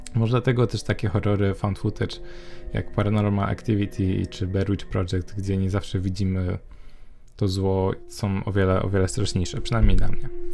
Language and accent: Polish; Poznań, Greater Poland, Poland; moved away; do Poznania, do mojego rodzinnego miasta